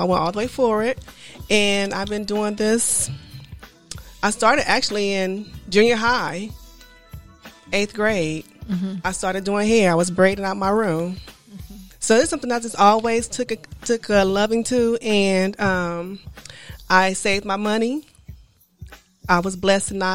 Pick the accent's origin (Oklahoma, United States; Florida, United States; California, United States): California, United States; Inglewood; I grew up in Inglewood